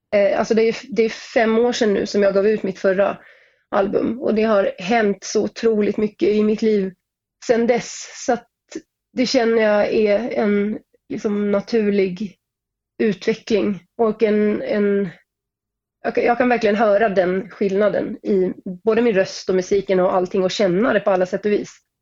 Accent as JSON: {"language": "Swedish", "country": "Sweden", "also_born_or_lived": "Norway", "said": "jag är ju svensk, men jag startade min karriär i Norge"}